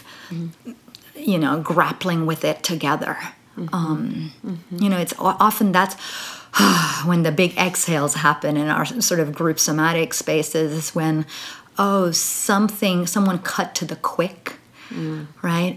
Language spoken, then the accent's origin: English; Dubai, United Arab Emirates; I grew up in Dubai